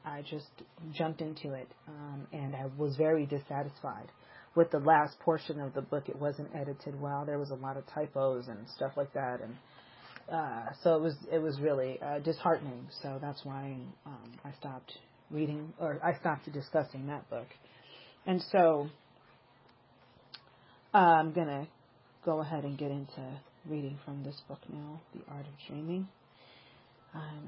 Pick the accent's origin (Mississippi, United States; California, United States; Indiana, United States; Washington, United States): California, United States; Los Angeles; I was born in Northern California, but I've spent most of my life in Southern California. And I actually lived most of my life in South Central Los Angeles